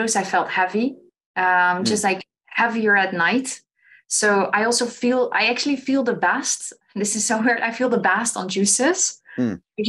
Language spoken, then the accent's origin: English; Netherlands; I'm from Holland